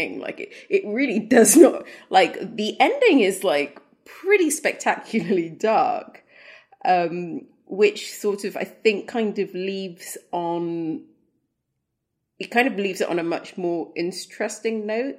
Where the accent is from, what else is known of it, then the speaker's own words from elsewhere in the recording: Sudan; I'm from Sudan. I grew up in Africa.